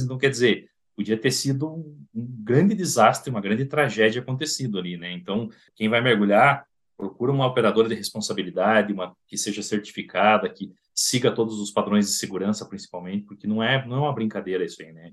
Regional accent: Curitiba, Paraná, Brazil; Eu sou de Curitiba

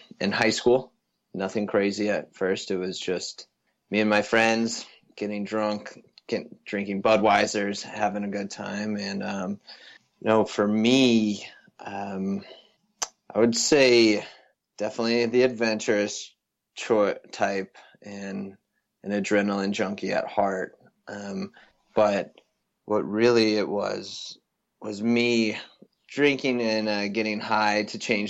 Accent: a town just outside Vail, Colorado, United States; also born or lived in Boulder, Colorado; I come from, born and raised in a town just outside Vail, Colorado. And so grew up in the mountains

